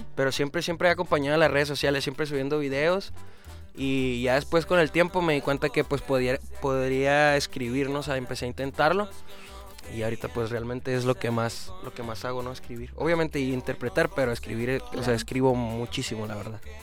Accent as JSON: {"language": "Spanish", "region": "Chihuahua", "country": "Mexico", "said": "Yo soy de Chihuahua"}